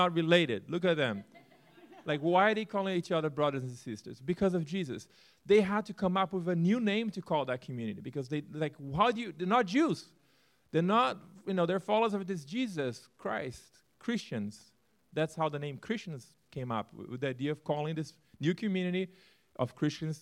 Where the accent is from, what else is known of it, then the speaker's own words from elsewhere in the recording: Brazil; moved away as an adult; also born or lived in Turkey; born and raised in Brazil